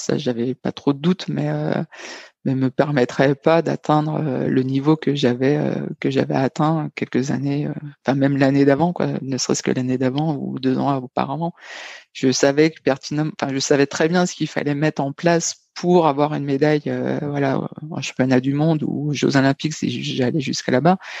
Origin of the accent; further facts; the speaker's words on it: Dijon, Bourgogne-Franche-Comté, France; moved away as an adult; also born or lived in Nevers / Toulouse; j'étais originaire de Dijon, j'étais passé par Nevers, j'étais à ce moment-là, j'étais à Toulouse